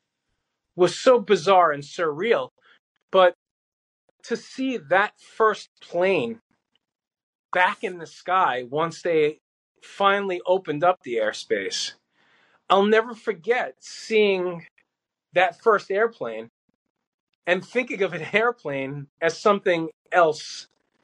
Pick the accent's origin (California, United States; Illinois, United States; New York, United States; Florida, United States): New York, United States; New York City; also born or lived in Howard Beach, Queens; we grew up in Brooklyn, but then we moved to Queens, we moved to Howard Beach